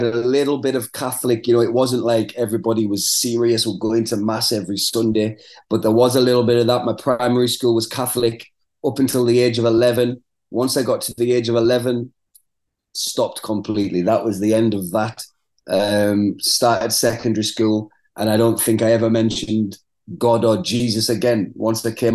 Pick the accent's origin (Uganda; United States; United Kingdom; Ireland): United Kingdom; Middlesbrough, North East England; moved away as an adult; also born or lived in Manchester; predominantly in Middlesbrough, which is my hometown.